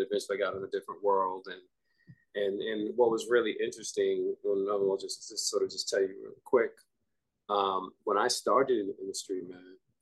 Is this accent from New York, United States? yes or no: yes; New York City, New York, United States; I grew up in the Bronx